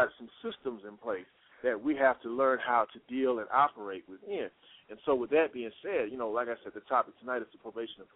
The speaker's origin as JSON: {"language": "English", "region": "Texas", "country": "United States", "moved": "yes", "lives_now": "Atlanta, United States"}